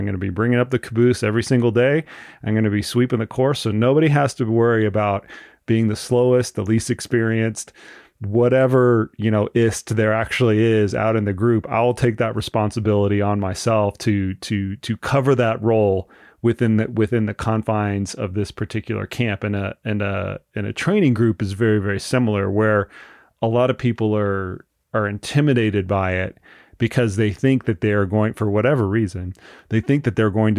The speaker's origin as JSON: {"language": "English", "region": "Florida", "country": "United States", "lives_now": "Colorado Springs, United States", "said": "I come from Florida and our camps are in Colorado Springs, 6,000 feet."}